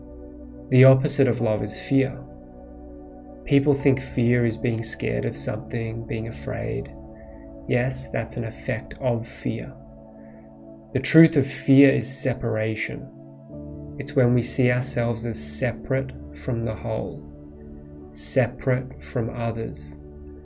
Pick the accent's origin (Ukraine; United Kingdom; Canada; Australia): Australia; moved away as an adult; also born or lived in Poland / Bali / India / United States; I grew up in Australia, went to a private school and the University of Melbourne